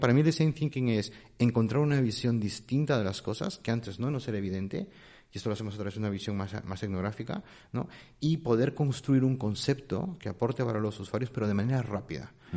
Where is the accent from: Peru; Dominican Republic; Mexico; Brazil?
Peru; moved away as an adult; now in Spain; no soy de aquí, soy peruano. Llevo ya casi unos 20 años aquí